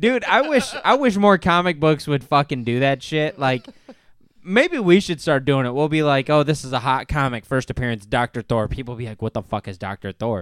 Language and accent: English; Northern Ohio, United States; We're from Northern Ohio